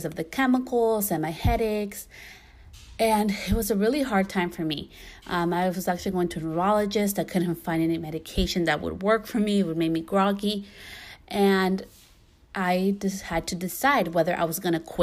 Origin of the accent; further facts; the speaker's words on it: California, United States; also born or lived in New York / Guatemala; I was born in New York, you know, and I grew up most of my life in California